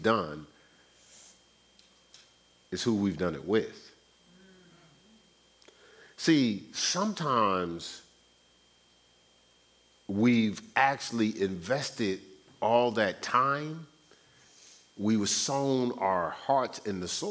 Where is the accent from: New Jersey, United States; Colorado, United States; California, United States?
New Jersey, United States; Newark; my hometown, Newark, New Jersey.